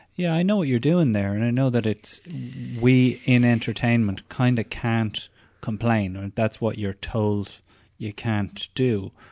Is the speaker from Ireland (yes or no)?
yes; Ireland; growing up in Ireland in the eighties and nineties